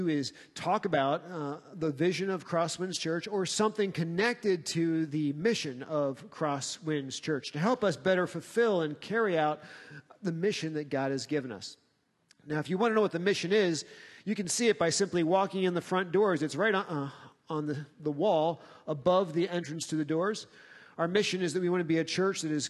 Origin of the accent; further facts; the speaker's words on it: United States; as American Christians